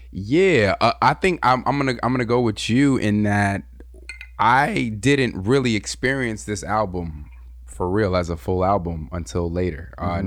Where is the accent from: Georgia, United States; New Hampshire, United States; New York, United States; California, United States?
California, United States; Southern; I'm from Southern Cali, and Southern Cali we have gangs, and we also had a lot of racial division where I came from.